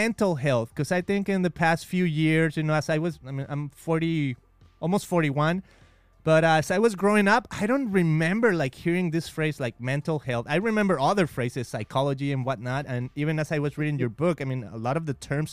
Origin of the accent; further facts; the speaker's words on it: Mexico; accent: Spanish; English is a second language; now in United States; I am a proud Mexican